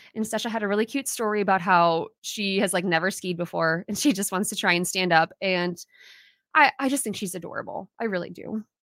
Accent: Minnesota, United States; we're the state of hockey, because at all levels, we support our local teams

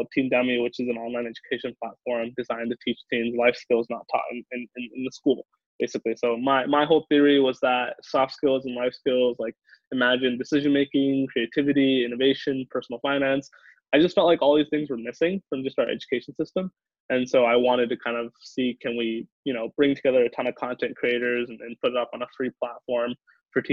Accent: the Valley, California, United States; moved away as an adult; also born or lived in Boston; I grew up in the Valley, so I've grown up kind of seeing tech

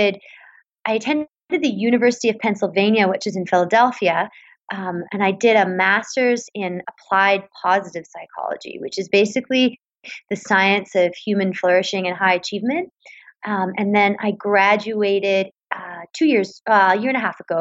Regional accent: Vancouver, British Columbia, Canada; I grew up in Vancouver, British Columbia

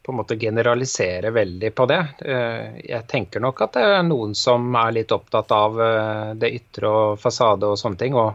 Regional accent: Bergen, Vestland, Norway; moved away; da jeg flytta fra Bergen for en del år siden, så merka jeg nok at det var et litt sånn annet lynne her enn eh, der jeg kom fra.

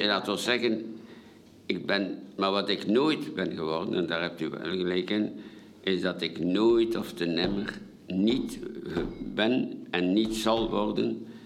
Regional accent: Ostend, Flanders, Belgium; also born or lived in Paris, France; als Vlaming, als Belgen

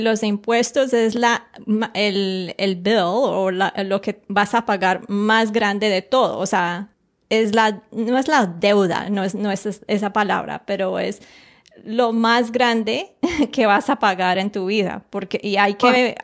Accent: Colombia; moved away; yo nací en Colombia

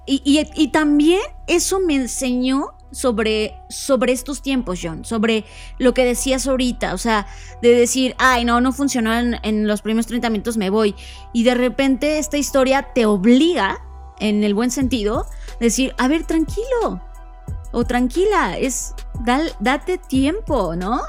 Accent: Mexico; coincidimos con, e, con España como mexicanos

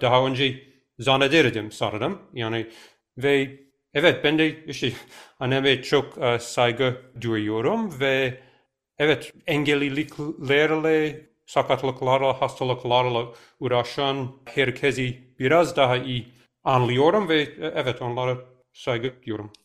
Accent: New York, United States; ben çocukken biz New York'ta oturduk.

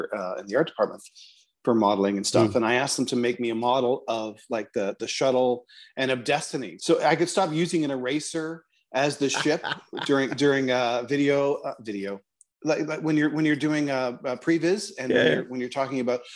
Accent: Toronto, Ontario, Canada; moved away; I'm from Toronto

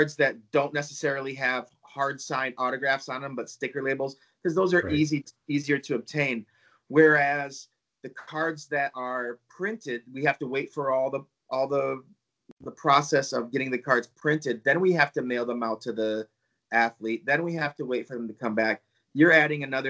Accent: Hockeytown, Michigan, United States; I grew up near Hockey Town

